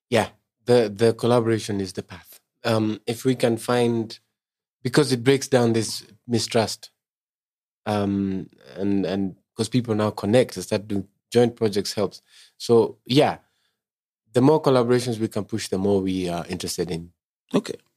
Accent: Kenya; I'm a Kenyan. I want more Kenyans to listen to me.

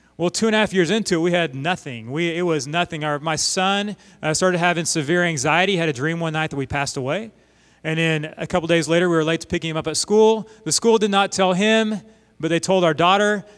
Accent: Oklahoma, United States; We're from Oklahoma

